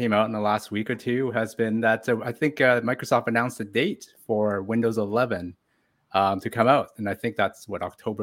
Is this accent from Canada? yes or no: yes; Canada